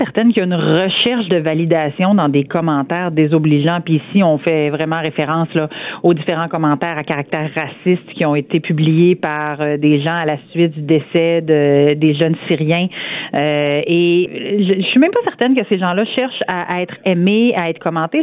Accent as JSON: {"language": "French", "town": "Saint-Georges", "region": "Quebec", "country": "Canada"}